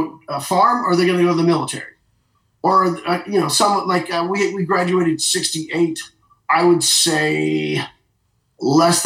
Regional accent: Tipton, Missouri, United States; moved away as an adult; also born or lived in Chicago; I'm from Tipton

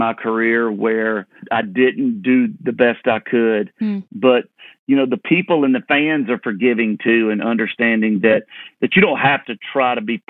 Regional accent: Leesburg, Georgia, United States; moved away; also born or lived in Nashville; Yeah, well, I grew up in Leesburg, Georgia, right in town, but I could walk to cotton fields and peanut fields.

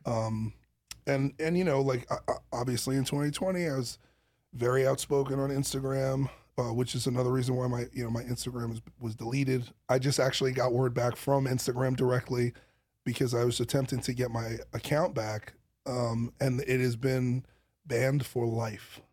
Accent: New York City, New York, United States; I come from Brooklyn

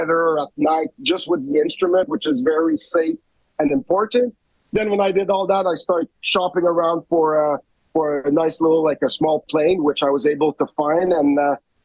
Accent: Montreal, Quebec, Canada; moved away as an adult; I'm from Montreal

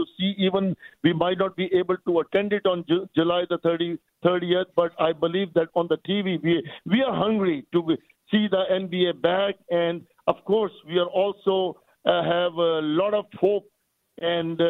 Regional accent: Canada; we are Canadians

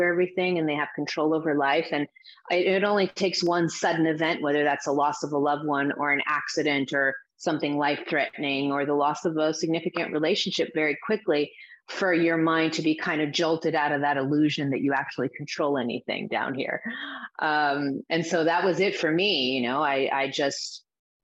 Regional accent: Azores, Portugal; now in United States; I grew up in the Azores Islands. My parents are Portuguese, but they're from the Azores Islands, which are these remote islands in the middle of the Atlantic, but they belong to Portugal. So I grew up there. I was born in the U.S., but I grew up there.

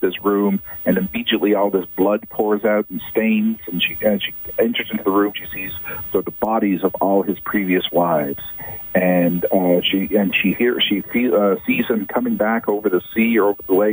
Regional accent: Ottawa, Ontario, Canada; I grew up in Ottawa

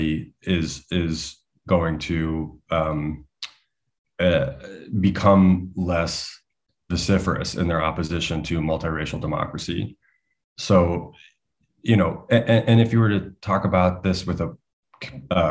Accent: United States; as an American

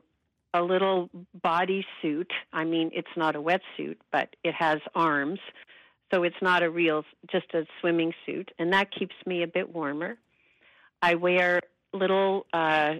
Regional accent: United States; moved away as an adult; also born or lived in Massachusetts; now in Vancouver, Canada; I was born in the States

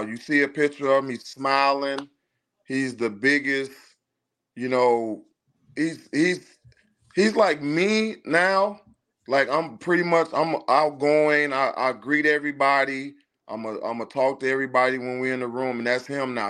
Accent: Chicago, Illinois, United States; moved away as an adult; now in Houston, United States; we're from Chicago, born and raised

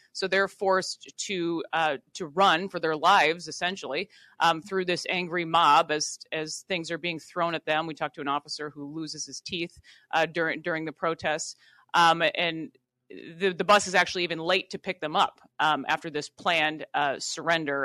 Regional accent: Worthington, Minnesota, United States; being a, a Minnesota native, I grew up in Worthington, Minnesota

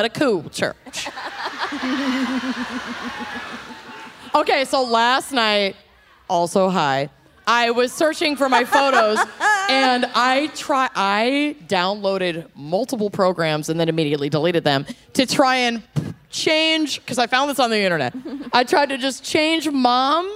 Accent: Minnesota, United States; accent: Minnesota; my Minnesota accent

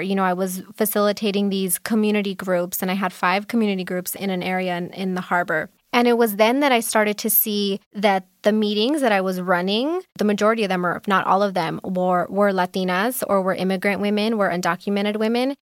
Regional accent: Los Angeles, California, United States; I am also born and raised in Los Angeles

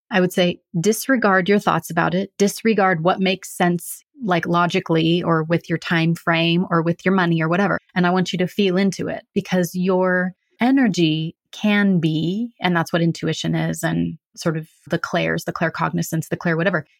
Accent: Central California, United States; moved away as an adult; also born or lived in Eastern Oregon / San Diego / Los Angeles; now in Central Oregon, United States; my family moved to Central California

